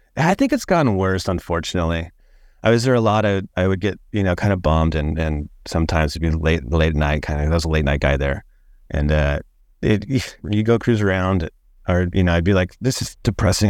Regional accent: Long Beach, California, United States; also born or lived in Orange County, California / Santa Cruz, California / San Francisco, California; I grew up in Long Beach, California, actually.

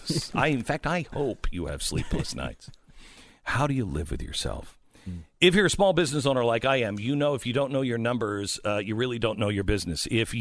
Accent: Pacific Northwest, United States; now in Texas, United States; I love, because I grew up in the Pacific Northwest, I love like the windows open. But in Texas, I don't sleep with the windows open because it's too muggy.

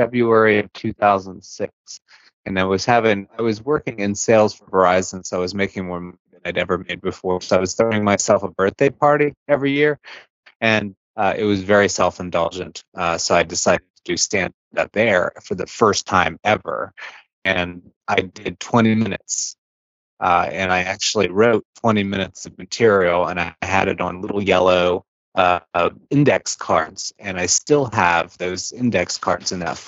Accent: Ohio, United States; moved away as an adult; also born or lived in Wilmington, North Carolina / Knoxville; I'm originally from Ohio, so I've kind of returned

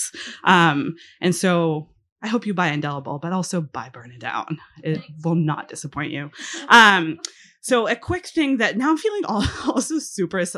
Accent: Israel; first language he; English is a second language; hebrew is my first language

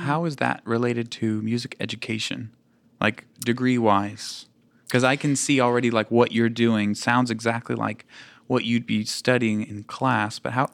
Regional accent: United States; moved away; also born or lived in Louisiana / Connecticut; I grew up in Louisiana and Connecticut

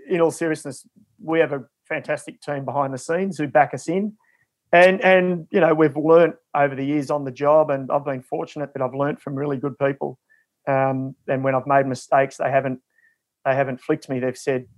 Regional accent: Ballarat, Victoria, Australia; also born or lived in Shepparton; I grew up in Ballarat and then sort of later on high school years in Shepparton

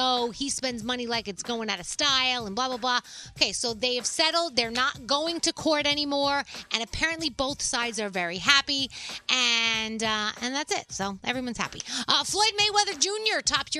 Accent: Italy; I mean, I know I'm from Italy.

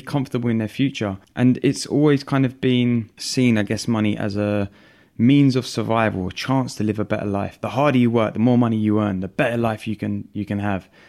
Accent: London, United Kingdom; growing up in London with an Italian family

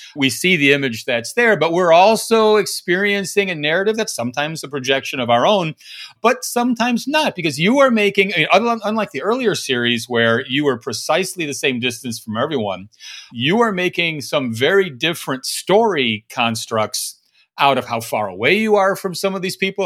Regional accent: Fargo, North Dakota, United States; from Fargo, Max? Did you get anyone from my hometown?

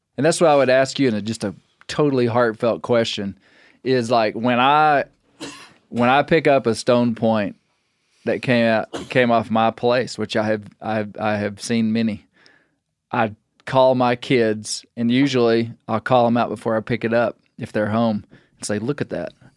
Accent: Western Arkansas, United States; I'm from Western Arkansas

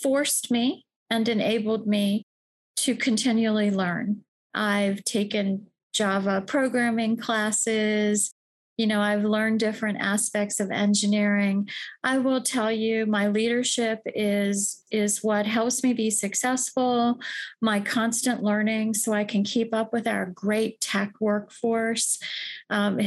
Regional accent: Washington, District of Columbia, United States; I'm from Washington, D.C. I knew I wanted to work in government from the start because I was raised in D.C.

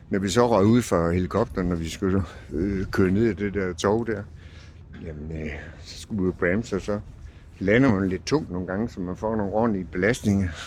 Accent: Stockholm, Stockholm County, Sweden; er fra Stockholm. Der gør vi det.

